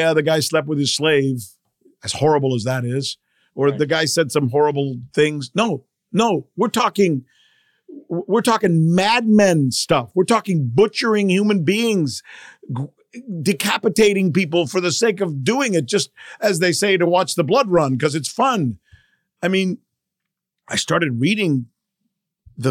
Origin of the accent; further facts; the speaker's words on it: Cuba; moved away; I'm from Cuba